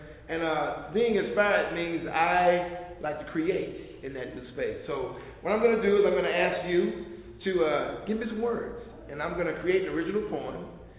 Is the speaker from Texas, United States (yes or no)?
yes; Texas, United States; I am from East Texas, okay?